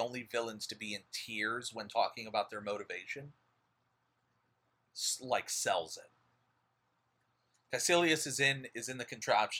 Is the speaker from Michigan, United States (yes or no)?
no; New York City, New York, United States; I'm from New York. I'm from Harlem.